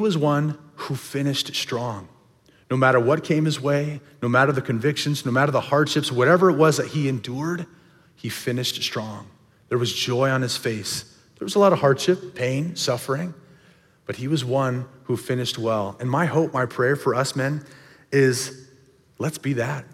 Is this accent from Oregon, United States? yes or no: yes; Cornelius, Oregon, United States; My family, we grew up over in Cornelius area, and we went to the small little church, Dilley Bible Church